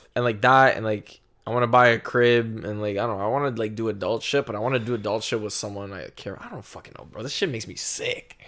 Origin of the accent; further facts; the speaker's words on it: Canada; being a Canadian